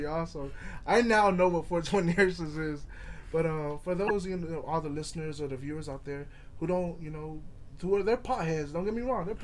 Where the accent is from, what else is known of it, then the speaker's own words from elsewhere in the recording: Lynwood, California, United States; I'm from Linwood, but I'm from L.A.